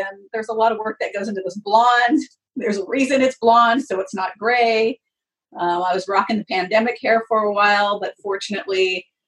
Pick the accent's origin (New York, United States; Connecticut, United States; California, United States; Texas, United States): California, United States; Fresno; I grew up in Fresno, so I'm used to this heat